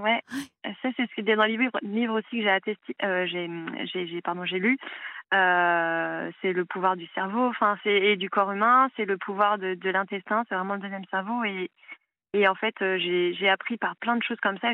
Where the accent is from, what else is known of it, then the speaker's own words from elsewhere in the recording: Paris, Île-de-France, France; moved away as an adult; Je viens de Paris